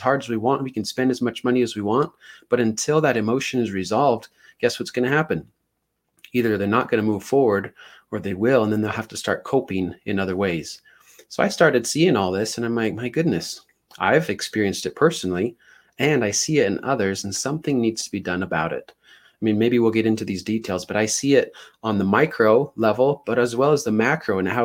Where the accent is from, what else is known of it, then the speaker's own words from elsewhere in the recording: Ogden, Utah, United States; I'm from Utah, but by Ogden, it's about 30 minutes north of Salt Lake